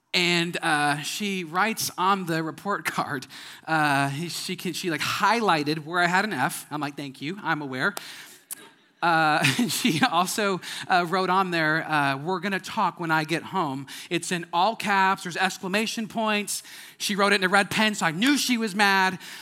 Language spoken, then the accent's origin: English; Wisconsin, United States; moved away; I'm from Wisconsin